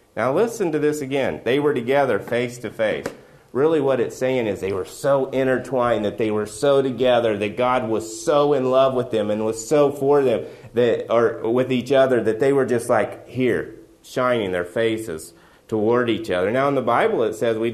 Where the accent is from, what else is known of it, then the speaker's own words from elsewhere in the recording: West Virginia, United States; I'm from West Virginia